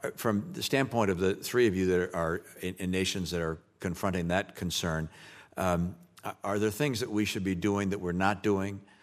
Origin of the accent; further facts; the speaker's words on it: Michigan, United States; I was uh, born and raised in Michigan